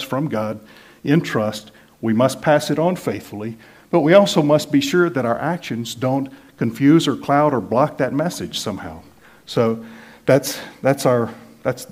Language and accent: English; United States; born or raised there; moved away as an adult